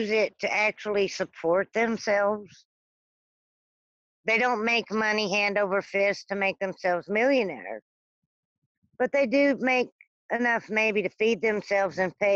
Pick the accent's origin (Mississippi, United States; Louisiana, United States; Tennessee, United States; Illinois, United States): Louisiana, United States; born there; I was born in South Louisiana. My mom's a gypsy. My dad's a uh, Cajun. And down in South Louisiana, they have more people that believe in things like witchcraft and voodoo and hoodoo and all that.